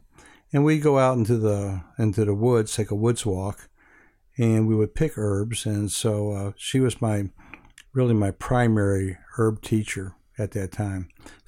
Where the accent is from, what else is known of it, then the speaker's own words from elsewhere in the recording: Hawaii, United States; Well, initially, growing up in Hawaii, I was first attracted to Chinese herbs in the Honolulu Chinatown.